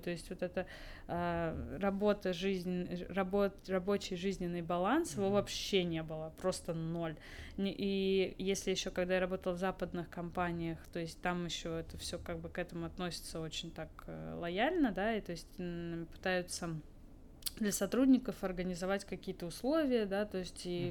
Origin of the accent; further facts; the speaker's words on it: Moscow, Russia; also born or lived in Netherlands; Я вообще из Москвы изначально mm-hmm. родилась здесь, закончила очень классную школу